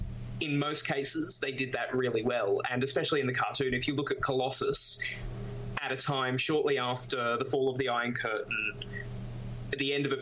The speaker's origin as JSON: {"language": "English", "country": "Australia", "said": "in Australia we have a very troubled history with our Indigenous population."}